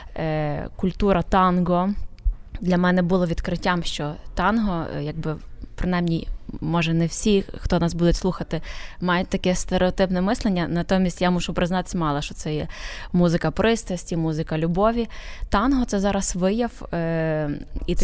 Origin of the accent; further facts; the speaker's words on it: Ukraine; now in Poland; хоч я живу в Польщі, додому я повертаюся в Україну. Це є місце, куди я повертаюся додому.